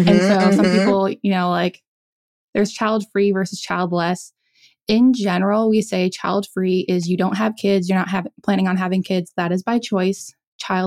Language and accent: English; South Dakota, United States; moved away; I grew up in South Dakota.